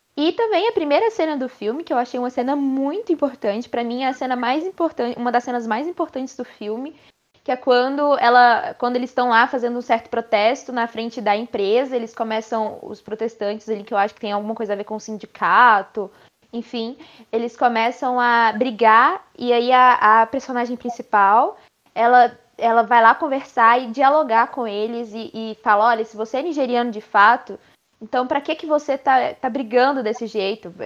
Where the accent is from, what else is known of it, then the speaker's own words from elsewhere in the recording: Brazil; Nós somos brasileiros